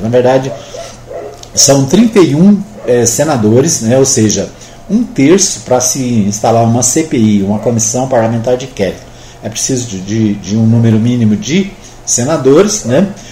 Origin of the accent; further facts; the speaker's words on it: Minas Gerais, Brazil; now in Anápolis, Brazil; A minha terrinha Minas Gerais